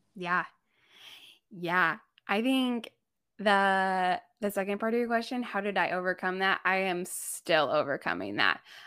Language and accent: English; Indiana, United States; moved away as an adult; also born or lived in Thailand; now in Chicago, United States; I grew up in Amish country